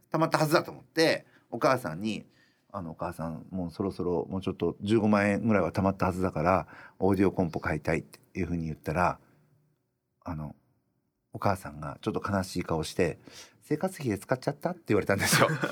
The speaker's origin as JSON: {"language": "Japanese", "region": "Iwate", "country": "Japan", "tie": "born or raised there", "also_born_or_lived": "Roppongi, Tokyo", "moved": "yes", "lives_now": "Tokyo, Japan", "said": "人口1,000人のエリアで信号もいまだにコンビニもないところで生まれ育っていて"}